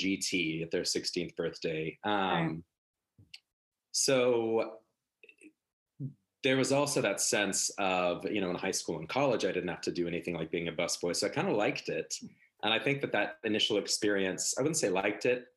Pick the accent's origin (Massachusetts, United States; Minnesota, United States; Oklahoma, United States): Oklahoma, United States; moved away as an adult; growing up in Oklahoma, a very Midwestern sense of a work ethic